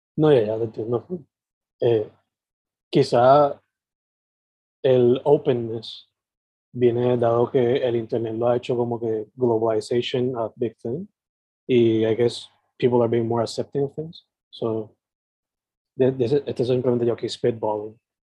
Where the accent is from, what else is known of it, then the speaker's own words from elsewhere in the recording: Sabana Grande, Puerto Rico; now in San Juan metro area, Puerto Rico; yo soy originalmente de Sabana Grande San Germán y ahora vivo en el área metro